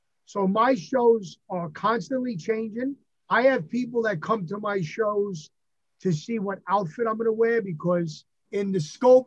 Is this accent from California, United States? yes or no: no; New York, United States; accent: New York; I am New York born and bred, very proud of it